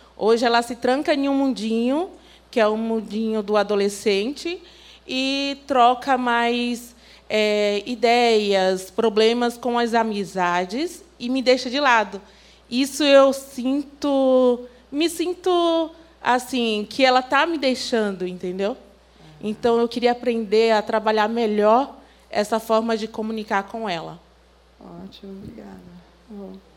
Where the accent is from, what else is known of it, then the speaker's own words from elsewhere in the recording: Northeast Region, Brazil; eu sou nordestina